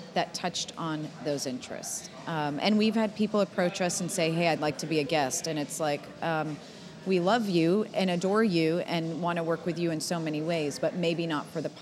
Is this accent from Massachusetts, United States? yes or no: yes; Boston, Massachusetts, United States; now in Texas, United States; I'm a Bostonian